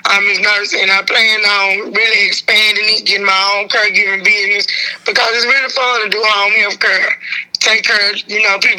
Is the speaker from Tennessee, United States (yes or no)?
yes; Memphis, Tennessee, United States; I'm from Westwood. Westwood, but then you know Memphis is all Memphis